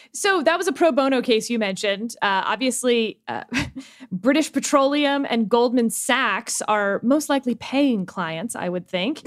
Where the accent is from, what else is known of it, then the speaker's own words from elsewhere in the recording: Texas, United States; as a Texan